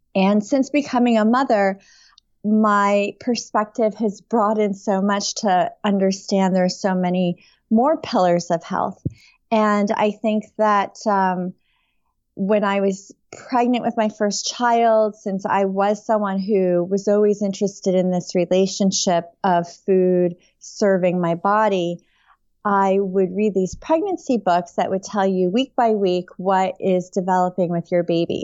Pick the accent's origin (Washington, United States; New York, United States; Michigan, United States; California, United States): New York, United States; upstate; also born or lived in Taipei, Taiwan; I grew up in upstate New York.